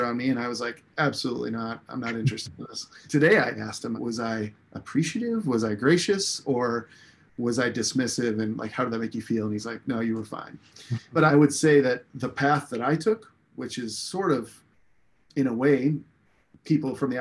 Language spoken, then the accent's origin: English; Des Moines, Iowa, United States; I was born in Des Moines, and my parents were small business owners, and they owned a commercial printing company.